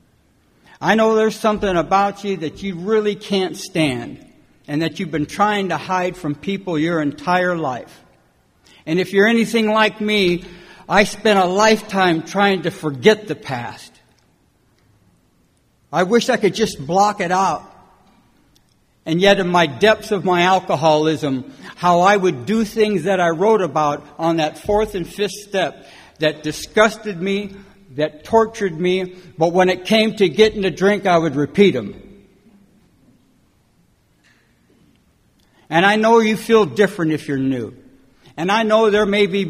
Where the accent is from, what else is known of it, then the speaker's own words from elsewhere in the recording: California, United States; also born or lived in Detroit, Michigan; I was born in Detroit, and I come out to California when I was about 7 years old and brought up in a little foster home and then an orphanage